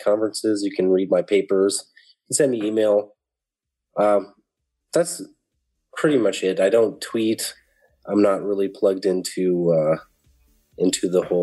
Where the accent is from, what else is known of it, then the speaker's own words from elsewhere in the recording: United States; moved away; as an American